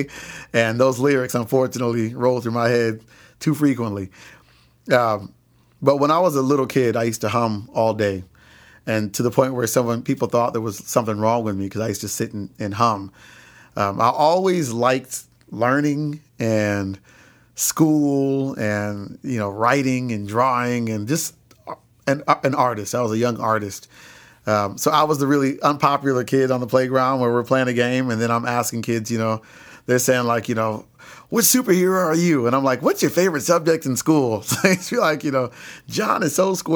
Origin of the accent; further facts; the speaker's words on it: Lansing, Michigan, United States; I was born in Lansing, Michigan